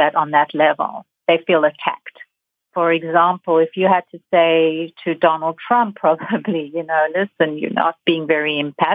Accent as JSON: {"language": "English", "country": "South Africa", "moved": "yes", "said": "I'm from South Africa. I've seen this happen in Africa. I've lived in a fascist country"}